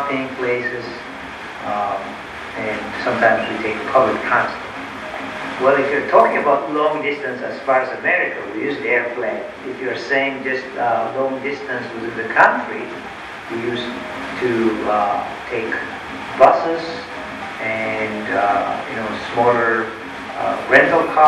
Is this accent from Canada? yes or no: no; Ethiopia; now in United States; my childhood that I spent in Ethiopia